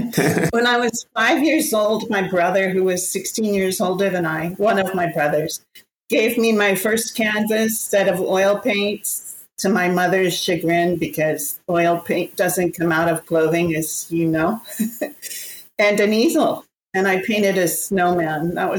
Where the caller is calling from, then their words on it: Galicia, Spain; I'm speaking from Spain, from the northwest corner near Santiago de Compostela, and between Santiago and the Portuguese border.